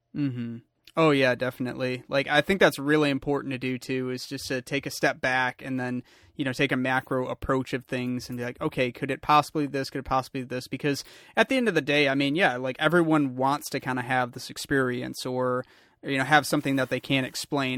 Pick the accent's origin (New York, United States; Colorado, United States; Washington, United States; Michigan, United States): Michigan, United States; Lansing; being a, a Michigander myself, I grew up in Lansing